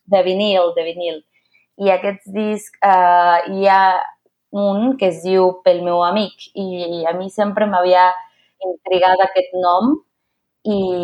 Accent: Mexico City, Mexico; Catalan is a second language; also born or lived in Barcelona; Soc una filla de la Ciutat de Mèxic, visc al centre

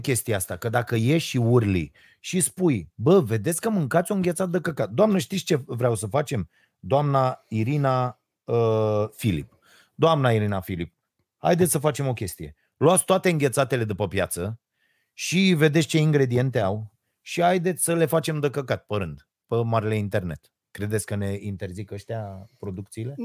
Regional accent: Romania; Noi românii suntem hoți

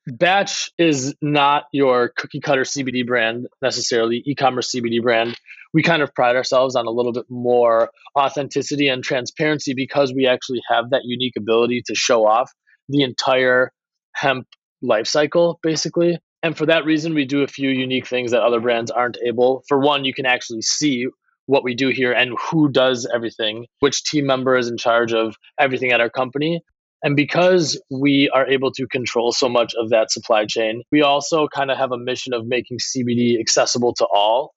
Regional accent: Milwaukee, Wisconsin, United States; I grew up in Milwaukee area in Wisconsin

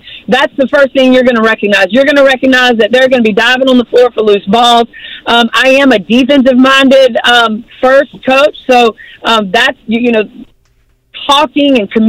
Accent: Baton Rouge, Louisiana, United States; now in Mississippi, United States; But you know, man, I'm from Baton Rouge, but I live on the Gulf Coast in Mississippi.

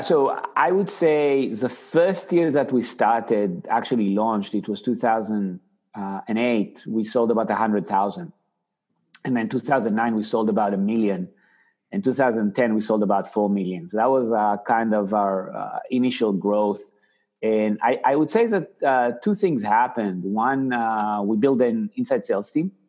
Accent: Israel; accent: Israeli; moved away; I actually grew up in Israel. So you know that's why you know your audience can you know sees my funny accent it's actually an israeli accent

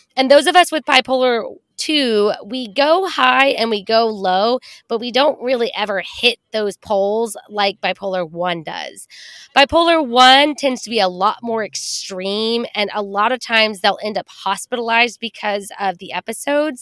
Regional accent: Texas, United States; growing up in Texas, where women are supposed to be polite and quiet and not make a scene

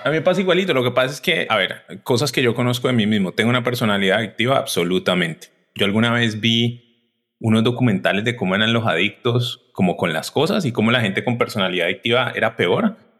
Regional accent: Cali, Valle del Cauca, Colombia; moved away as an adult; also born or lived in Bogotá / United States; Yo soy de Cali, soy de Colombia, soy gemelo

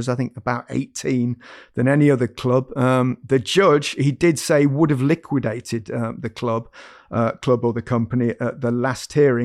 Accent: Leicester, East Midlands, United Kingdom; moved away as an adult; also born or lived in Barcelona; I grew up in Leicester

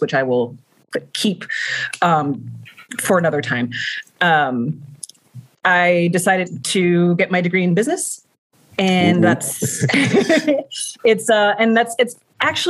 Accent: Baltimore, Maryland, United States; born and raised in Harlem Park, I own a home in Harlem Park

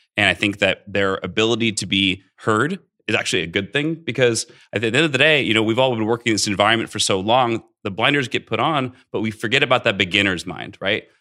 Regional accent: Central Coast of California, United States; also born or lived in Bay Area / Santa Barbara; now in Las Vegas, United States; I grew up in the Central Coast of California, uh, actually born in the Bay Area.

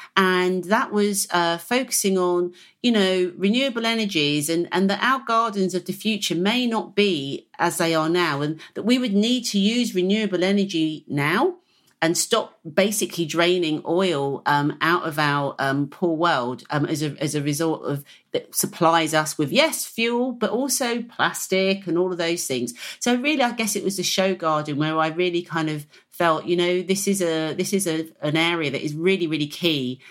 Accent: Hertfordshire, East of England, United Kingdom; I was brought up in the Green Belt, if you like, of, of Hertfordshire

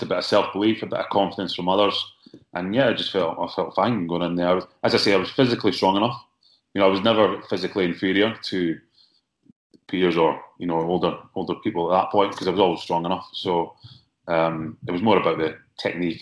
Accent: Scotland, United Kingdom; me growing up in Scotland

